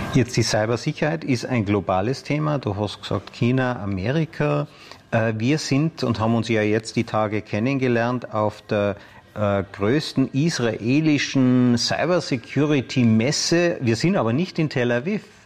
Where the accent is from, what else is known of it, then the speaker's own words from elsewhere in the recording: Austria; bei uns in Österreich